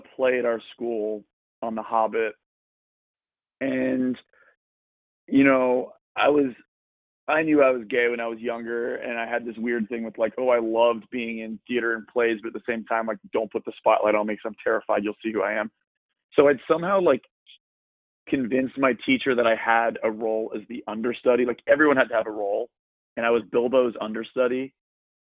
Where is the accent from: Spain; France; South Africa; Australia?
Australia; also born or lived in Washington, D.C., United States; now in Texas, United States; I also grew up in Australia for most of my childhood